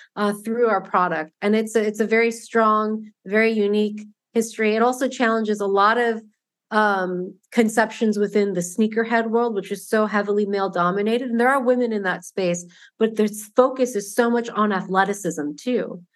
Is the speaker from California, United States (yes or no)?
yes; Southern California, United States; I grew up in Southern California